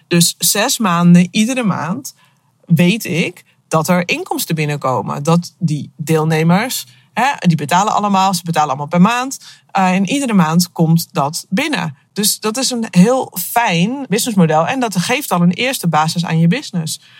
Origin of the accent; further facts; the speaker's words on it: Akersloot, North Holland, Netherlands; moved away; Op dit moment eh, zit ik in mijn auto op de parkeerplaats bij Van de Valk in Akersloot. Eh, wel leuk, want het is het eh, dorp waar ik opgegroeid ben.